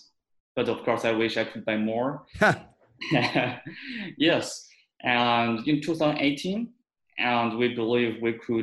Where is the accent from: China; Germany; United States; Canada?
China; I'm from China